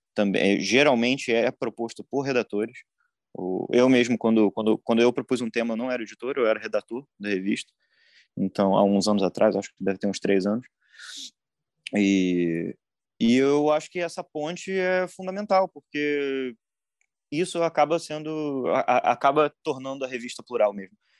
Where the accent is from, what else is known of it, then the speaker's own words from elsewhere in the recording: Rio de Janeiro, Brazil; eu sou do Rio